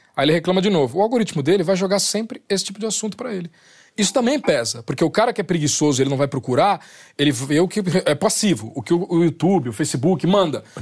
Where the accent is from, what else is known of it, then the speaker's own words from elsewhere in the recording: Brazil; sou do Brasil